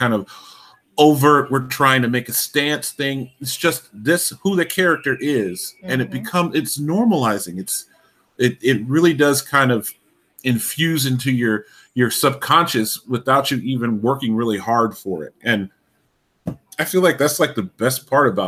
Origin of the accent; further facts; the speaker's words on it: Alaska, United States; I grew up in Alaska